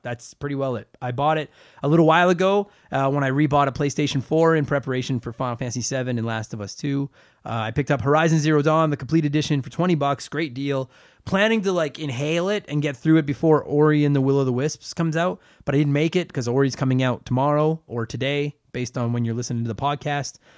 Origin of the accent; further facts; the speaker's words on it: Canada; I'm from Canada.